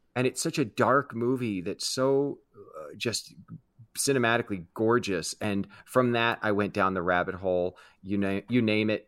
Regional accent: Kansas City, United States; I grew up in Kansas City

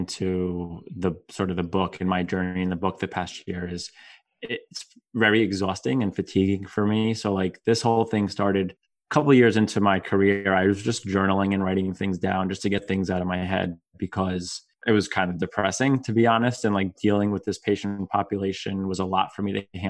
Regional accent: New Jersey, United States; I was born and raised in New Jersey, true Jersey boy at heart.

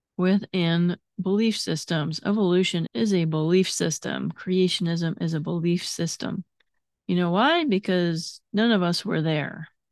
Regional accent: United States; I'm a very proud of being an American

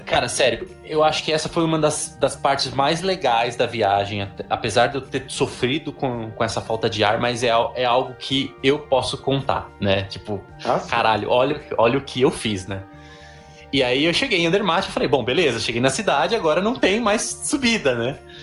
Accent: Brazil; eu vinha do Brasil

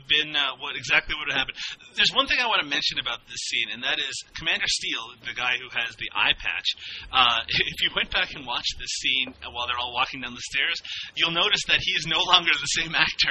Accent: Newfoundland and Labrador, Canada; accent: Newfoundland; And those friends are me. And my Newfoundland accent.

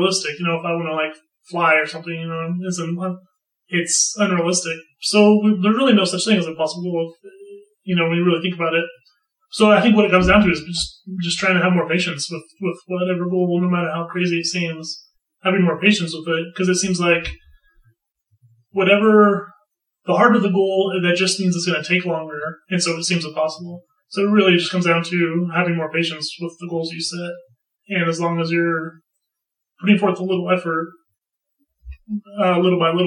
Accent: California, United States; I grew up in California

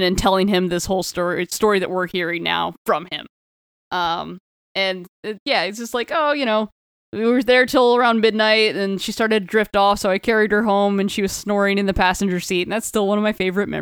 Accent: Florida, United States; growing up in Florida

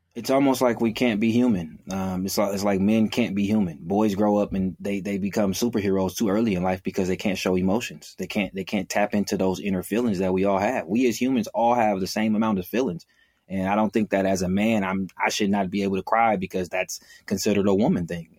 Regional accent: Oakland, California, United States; am born and raised in Oakland, California.

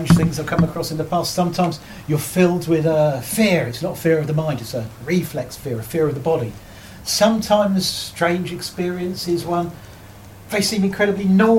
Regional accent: Surrey, South East England, United Kingdom; I was born and brought up in Surrey

